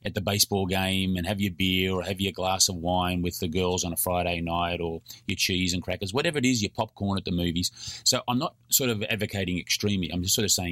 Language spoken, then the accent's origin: English; Australia; I'm an Australian.